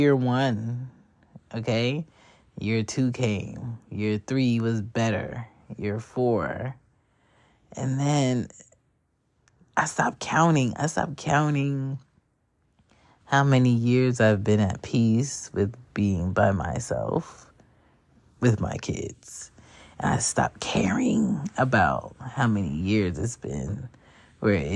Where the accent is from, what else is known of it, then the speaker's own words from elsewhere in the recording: Philadelphia, Pennsylvania, United States; also born or lived in Jamaica (parents); now in Atlanta, United States; I'm from Philly by way of ATL currently